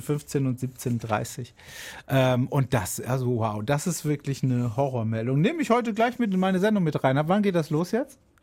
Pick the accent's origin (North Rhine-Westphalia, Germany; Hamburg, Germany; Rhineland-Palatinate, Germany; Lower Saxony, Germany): Rhineland-Palatinate, Germany; Hainfeld/Edenkoben area; moved away; aus meiner alten Heimat Hauen-Eberstein